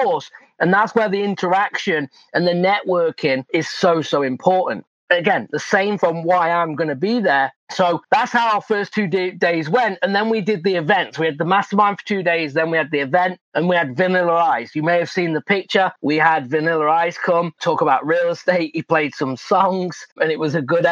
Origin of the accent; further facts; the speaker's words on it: England, United Kingdom; moved away; I'm from England.